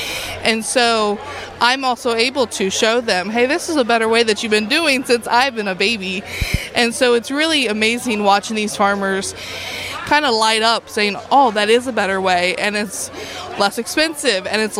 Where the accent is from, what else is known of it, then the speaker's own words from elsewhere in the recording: Winchester, Ohio, United States; I am from Ohio. I am from Winchester, Ohio. That's where my family farm is